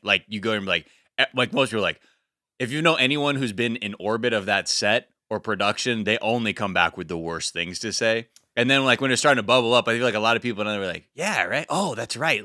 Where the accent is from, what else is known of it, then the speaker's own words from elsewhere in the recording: Los Angeles, California, United States; growing up in the valley